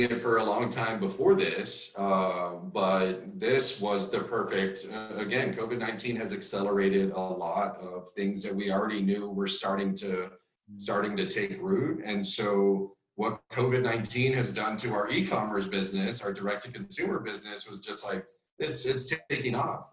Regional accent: South Texas, United States; moved away as an adult; also born or lived in Madrid, Spain; now in Austin, United States; I'm Mexican American grew up in South Texas, right on the border again

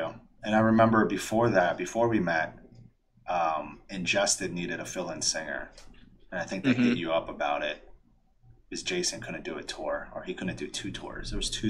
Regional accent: New York, United States; I grew up in New York

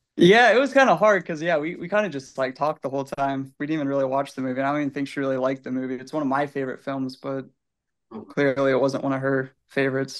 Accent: Illinois, United States; I'm from Illinois

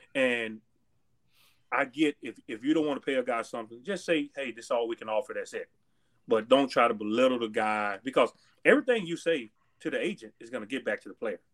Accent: Texas, United States; moved away; I grew up in Texas

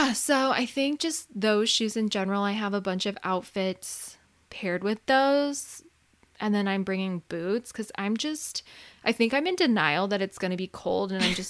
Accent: San Diego, California, United States; We're from San Diego.

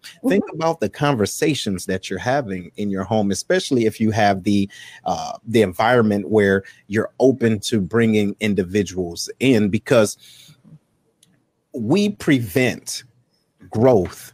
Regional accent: Detroit, Michigan, United States; moved away as an adult; being from where I'm from Detroit, there wasn't a diverse environment

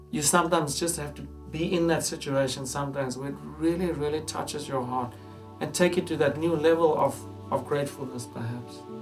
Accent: Johannesburg, Gauteng, South Africa; moved away as an adult; now in England; growing up in Johannesburg, it's a very affluent city.

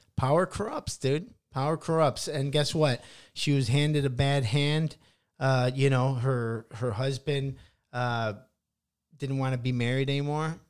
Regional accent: Midwest, United States; also born or lived in Van Nuys; now in Los Angeles, United States; I come from the Midwest, you know, humble beginnings and all that stuff. And then we moved to L

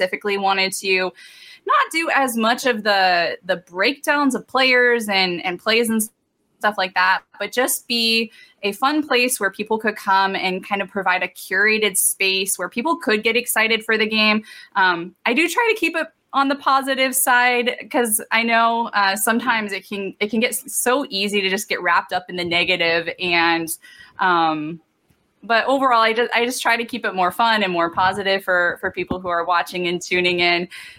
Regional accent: Youngstown, Ohio, United States; moved away as an adult; now in Los Angeles, United States; I grew up in Ohio, so I'm originally from Northeast Ohio, born and raised for 18 years before, you know, I went to college, and then I moved out here after college, and I've been here ever since.

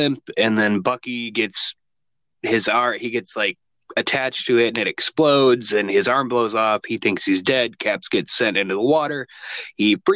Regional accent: United States; we're from America, obviously.

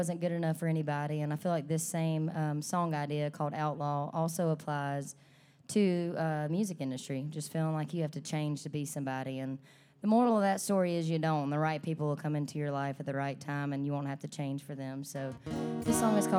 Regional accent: Alabama, United States; moved away as an adult; now in Nashville, United States; I'm from Alabama

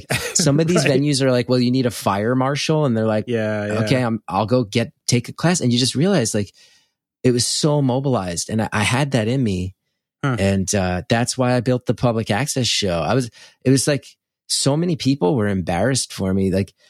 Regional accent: West Orange, New Jersey, United States; That was in my hometown of West Orange.

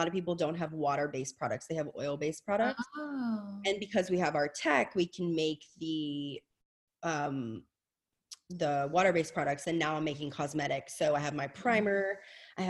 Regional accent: Louisiana, United States; I'm from Louisiana. My mother's Southern.

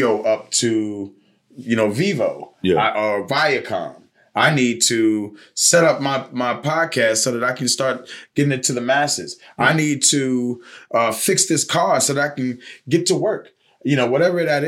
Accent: Richmond, Virginia, United States; I grew up in Highland Park, you know, in Richmond, Virginia.

